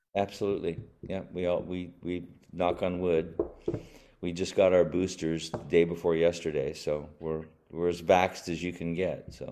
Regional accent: Long Beach, California, United States; also born or lived in Pittsburgh, Pennsylvania; lived in Pennsylvania until I was nine, and then I moved out to Long Beach, California with my mom

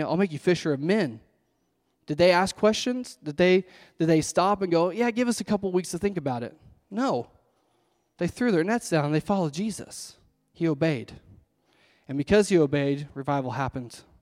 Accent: Owasso, Oklahoma, United States; now in Washington, Oklahoma, United States; I'm actually from Owasso, born and raised in Owasso

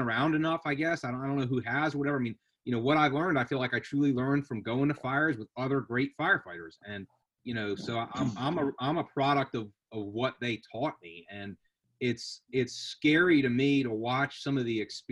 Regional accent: 10 minutes from Center City, Philadelphia, Pennsylvania, United States; I was 10 minutes from Center City, Philadelphia

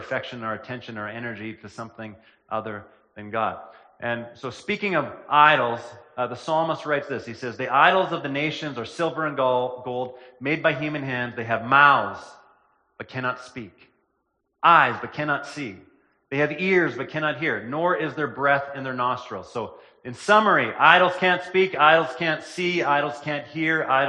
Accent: Killarney, Manitoba, Canada; also born or lived in Lena, Manitoba; I spent the latter part of my childhood in Killarney, Manitoba, which is a small town in southern Manitoba.

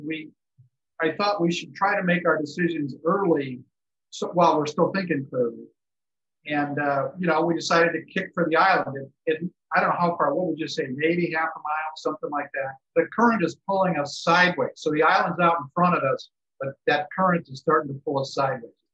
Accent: Chicago, Illinois, United States; now in San Diego, United States; I grew up in Chicago

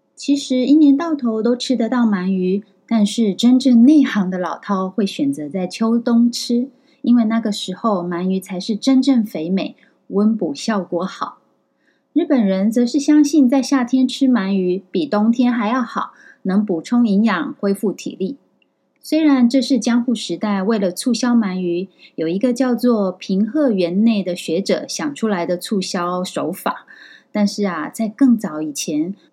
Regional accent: Taiwan; now in Kyoto, Japan; 我们台湾人也很爱吃

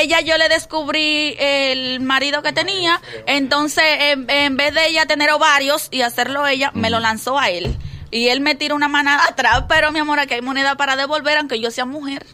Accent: Santo Domingo, Distrito Nacional, Dominican Republic; moved away as an adult; Yo vengo de La Puya, parte atrás.

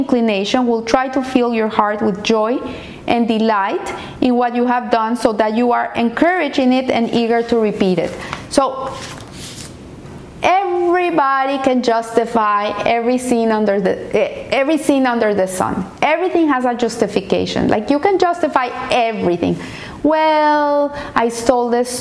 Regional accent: Colombia; moved away; I'm a Colombian, and I grew up in Colombia in the times of terrorism, of kidnapping

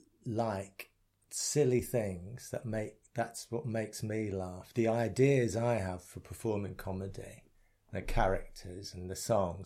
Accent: Essex, East of England, United Kingdom; growing up in Essex

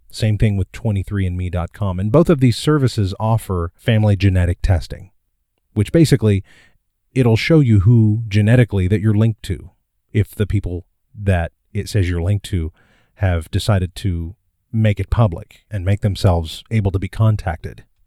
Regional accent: Midwest, United States; I was born in 1979 in the Midwest and adopted

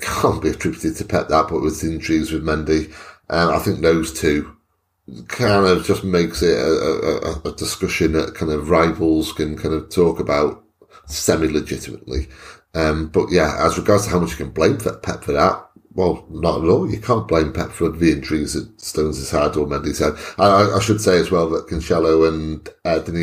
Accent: Wales, United Kingdom; As a Welshman

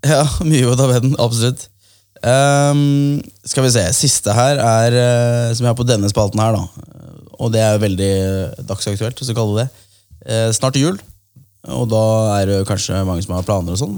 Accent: Kolbotn, Akershus, Norway; Prinsdal er jo steinkast unna der jeg er fra, Kolbotn

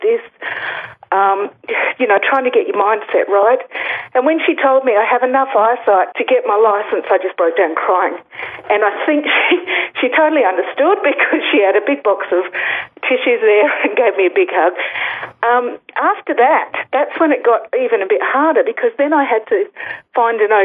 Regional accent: Alice Springs, Northern Territory, Australia; moved away; I'm originally from Alice

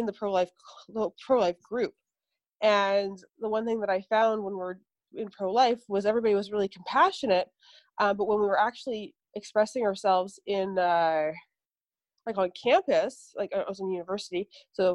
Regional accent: Vancouver, British Columbia, Canada; I grew up in Canada, in Vancouver

